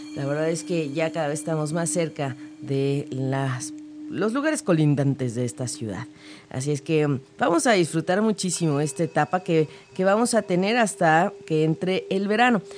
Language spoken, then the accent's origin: Spanish; Mexico; nosotros pues como mexicanos